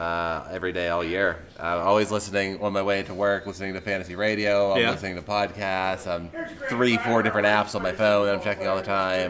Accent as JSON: {"language": "English", "town": "Pittsburgh", "region": "Pennsylvania", "country": "United States", "tie": "born or raised there", "said": "growing up in Pittsburgh and being wrestling fans when we were kids."}